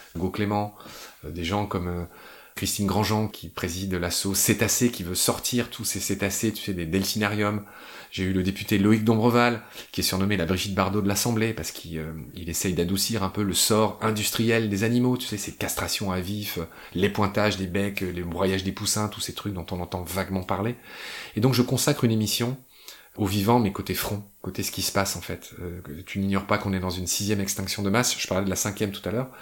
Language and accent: French; France; moved away as an adult; also born or lived in Chile / Egypt; quand je suis rentré en France